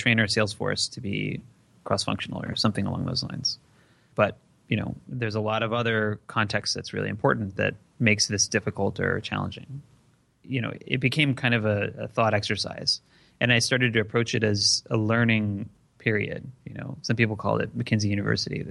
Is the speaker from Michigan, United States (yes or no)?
yes; Detroit, Michigan, United States; I grew up in Detroit, so I would go to Toronto a lot.